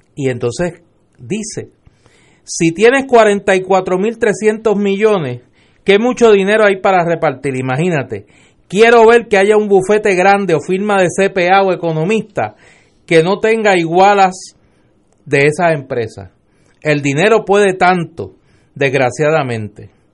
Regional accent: Puerto Rico; Yo como puertorriqueño

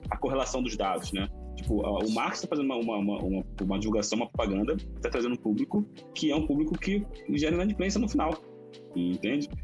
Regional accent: Belford Roxo, Rio de Janeiro, Brazil; accent: carioca; now in São Paulo, Brazil; eu comecei vida de favela do Rio, né, basicamente. Eu morava em Belo Roxo. E, já, é, o pessoal que é de São Paulo já sabe que eu sou carioca, né? Já pega lá uma hora o, o sotaque

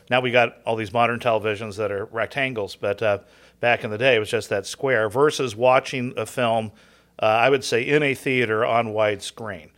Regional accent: Southern California, United States; I grew up in Southern Cal

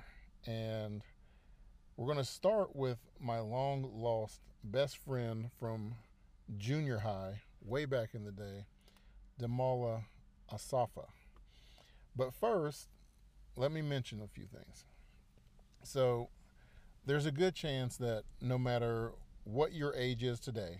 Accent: South Charleston, West Virginia, United States; moved away as an adult; also born or lived in Huntington, West Virginia / Ohio; I'm from West Virginia. I was born in Huntington, West Virginia in September of 1980. Grew up in South Charleston, West Virginia.

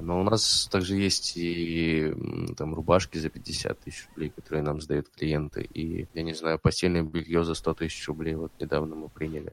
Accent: Stavropol, Stavropol Krai, Russia; moved away as an adult; also born or lived in Krasnodar; now in Saint Petersburg, Russia; я родился в Ставрополе, 21 год, наверное, мне что-то все очень сильно надоело, я решил поехать в Краснодар

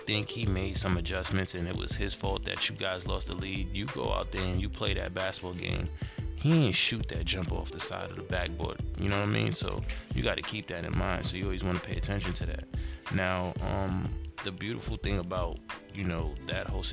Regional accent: New York City, New York, United States; that's home base for me, born and raised in Brooklyn.

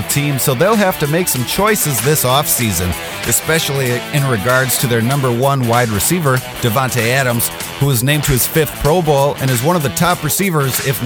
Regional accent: London, United Kingdom; I'm from London.

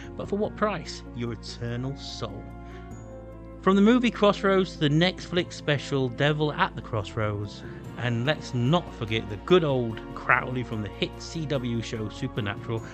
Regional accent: Doncaster, Yorkshire and the Humber, United Kingdom; I come from Doncaster in intake.

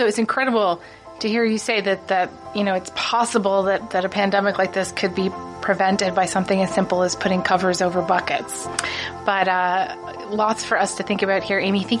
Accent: Toronto, Ontario, Canada; I'm from Toronto.

